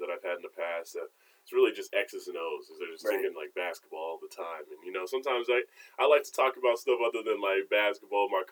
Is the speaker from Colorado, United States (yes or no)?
yes; Colorado, United States; moved away as an adult; now in North Carolina, United States; I grew up in Colorado, went to school in Colorado